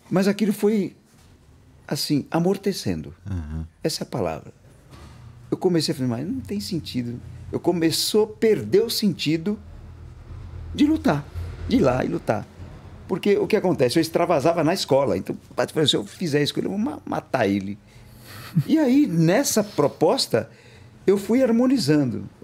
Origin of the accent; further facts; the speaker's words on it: Alagoas, Brazil; Eu sou de Alagoas. É, eu é, saí com quatro anos.